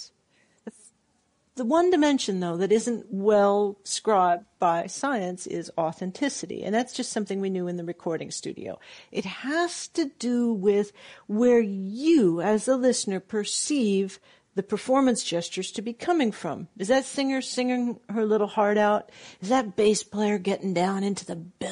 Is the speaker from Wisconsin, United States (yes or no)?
no; Southern California, United States; I grew up in Southern California